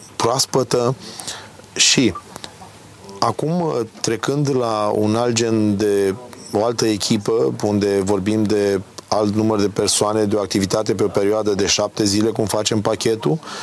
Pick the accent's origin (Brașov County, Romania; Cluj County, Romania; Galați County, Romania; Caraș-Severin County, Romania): Galați County, Romania; Galați; also born or lived in Chilia Veche / Constanța; M-am născut la Galați, dar am făcut studiile, am făcut școala de marină, liceu și facultate la Constanța